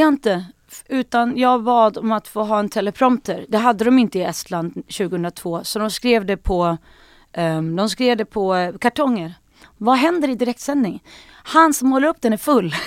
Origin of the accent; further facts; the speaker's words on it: Sweden; moved away as an adult; now in Stockholm, Sweden; jag kommer från Sandane